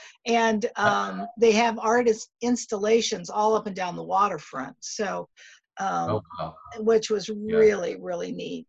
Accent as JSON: {"language": "English", "region": "Ohio", "country": "United States", "moved": "yes", "said": "I'm an Ohio girl"}